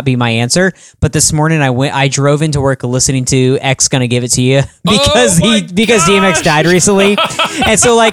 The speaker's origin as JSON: {"language": "English", "country": "United States", "tie": "born or raised there", "said": "I'm a big Royals fan, man. Grew up in that whole area"}